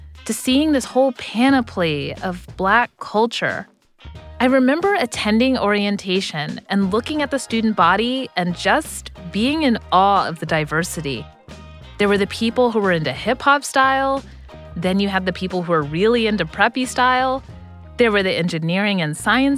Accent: Texas, United States; moved away; I was a Black girl who grew up in an affluent, all-white neighborhood in Texas

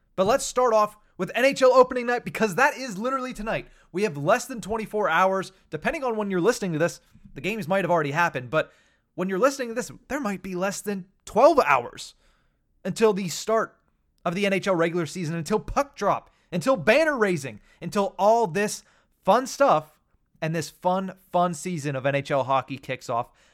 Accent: Western Pennsylvania, United States; I grew up in Western Pennsylvania

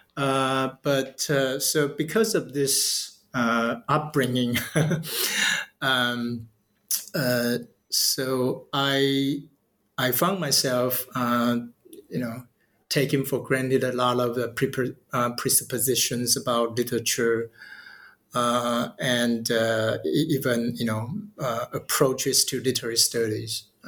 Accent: Taiwan; moved away as an adult; now in Tokyo, Japan; I'm from Taiwan

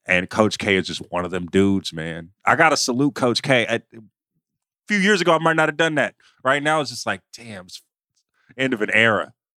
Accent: the Bay Area, California, United States; I grew up in the Bay

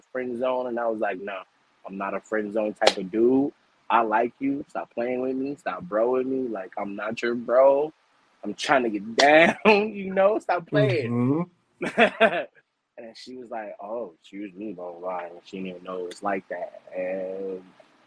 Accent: New York City, New York, United States; I'm from the Bronx, New York

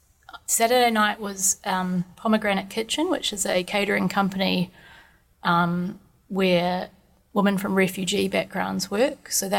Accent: Wellington, New Zealand; I'm from Wellington

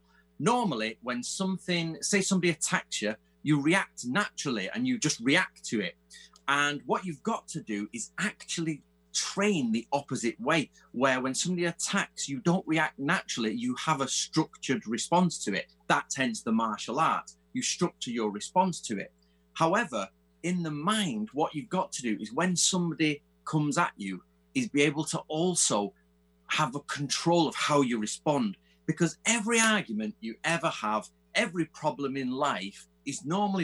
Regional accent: England, United Kingdom; also born or lived in Manchester; obviously I'm English

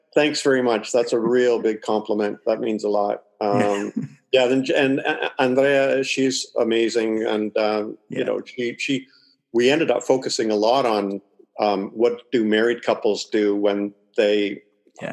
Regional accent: Toronto, Ontario, Canada; also born or lived in Springfield, Missouri; now in Atlantic Canada, Canada; I'm from Canada and I'm living in Canada. Okay. So uh, I was born in Toronto, but I'm living out on the East Coast now.

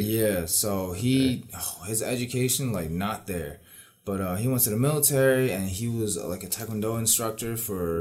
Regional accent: New York City, New York, United States; now in Lynbrook, United States; I may have moved to Long Island, but I still, you know, I, yeah, I still fucks with Queens

